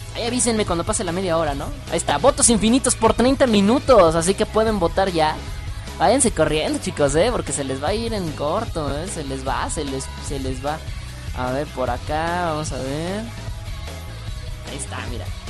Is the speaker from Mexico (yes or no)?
yes; Mexico; De México. Soy de México.